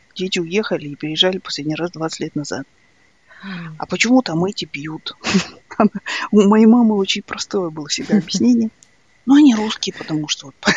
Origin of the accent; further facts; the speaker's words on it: Ridder, East Kazakhstan Region, Kazakhstan; moved away; also born or lived in Sydney; мы жили точно так же в абсолютно, ну, в Ридере. Это был русскоязычный город.